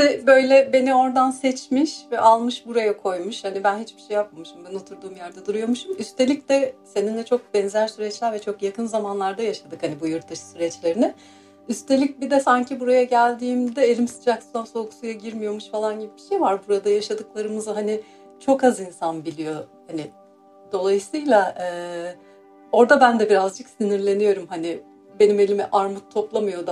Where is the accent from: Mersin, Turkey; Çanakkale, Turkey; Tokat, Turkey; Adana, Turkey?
Mersin, Turkey; moved away as an adult; also born or lived in Istanbul / Izmir; now in London, United Kingdom; ben Mersin doğumluyum